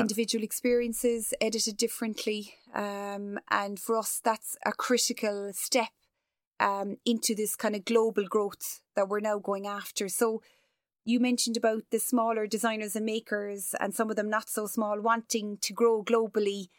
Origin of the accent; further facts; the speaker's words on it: Cork, Munster, Ireland; as a Cork woman, as an Irish person